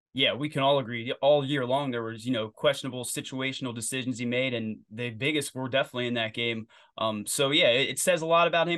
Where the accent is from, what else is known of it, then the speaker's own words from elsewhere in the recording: Lebanon, Pennsylvania, United States; also born or lived in Sinking Spring, Pennsylvania; I grew up in Lebanon, P A.